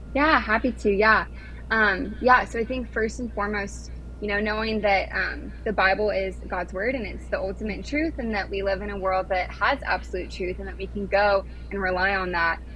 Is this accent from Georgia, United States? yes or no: no; California, United States; moved away as an adult; now in Washington DC, United States